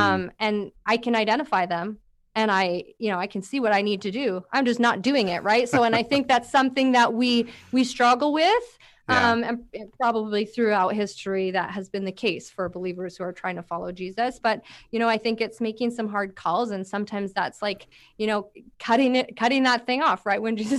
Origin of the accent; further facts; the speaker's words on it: Langley, British Columbia, Canada; I'm from Langley, by the way. I live in Langley.